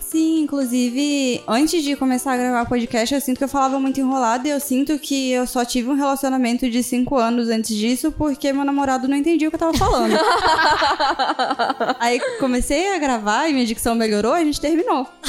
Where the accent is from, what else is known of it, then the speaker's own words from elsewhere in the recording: Alagoas, Brazil; now in Cuiabá, Brazil; eu sou alagoana e eu moro em Cuiabá. E aí, quando eu era mais nova, eu sofri bullying por causa do meu sotaque